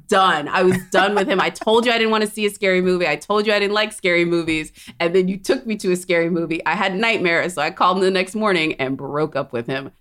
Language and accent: English; Corpus Christi, Texas, United States; I grew up in Corpus Christi, Texas